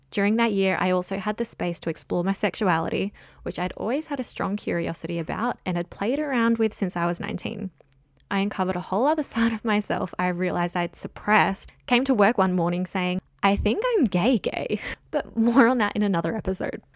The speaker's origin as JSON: {"language": "English", "town": "Jervis Bay", "region": "New South Wales", "country": "Australia", "tie": "born or raised there", "also_born_or_lived": "Sydney", "said": "I grew up in Jervis Bay, a gorgeous coastal town on the south coast of New South Wales"}